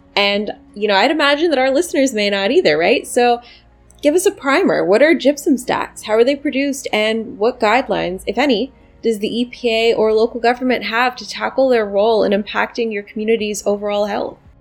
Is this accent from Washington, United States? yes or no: no; Pittsburgh, Pennsylvania, United States; now in New York City, United States; I'm from Pennsylvania, and you know, fracking is certainly one of the industries that happens to be king in my home state. I'm from Pittsburgh